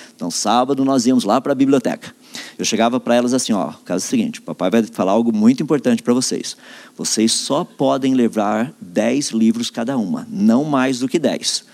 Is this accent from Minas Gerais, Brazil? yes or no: no; Limeira, São Paulo, Brazil; eu sou da cidade de Limeira, estado de São Paulo